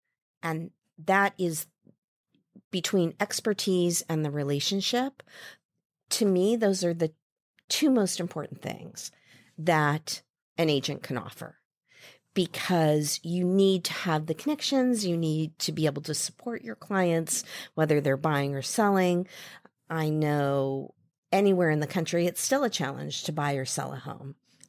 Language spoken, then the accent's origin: English; Midwest, United States; I grew up in the Midwest, and there was a little local bank in the shopping mall near our house.